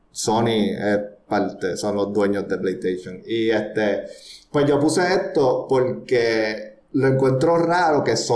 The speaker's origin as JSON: {"language": "Spanish", "country": "Puerto Rico", "said": "Yo soy puertorriqueño, yo no sé nada de Francia. Fuimos conquistados por España y después Estados Unidos, o sea, que no tenemos nada francés aquí."}